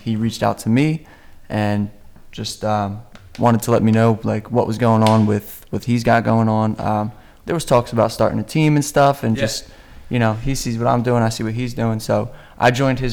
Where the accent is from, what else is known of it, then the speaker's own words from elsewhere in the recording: Bucks County, Pennsylvania, United States; I'm from Bucks County as well, still currently in Bucks County